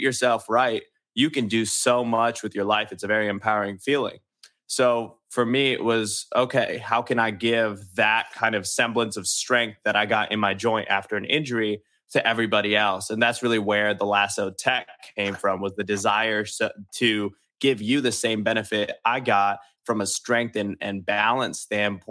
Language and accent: English; Columbus, Ohio, United States; now in Los Angeles, United States; I'm from Columbus, Ohio